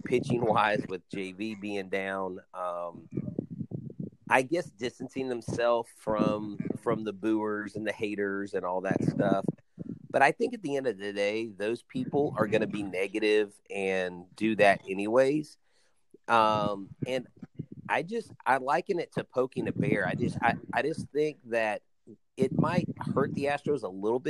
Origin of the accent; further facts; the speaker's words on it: Houston, Texas, United States; growing up in Houston